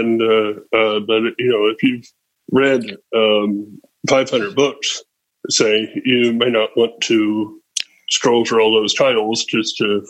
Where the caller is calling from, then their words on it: Austin, Texas, United States; First of all, since we're doing locations, I'm from Austin, Texas.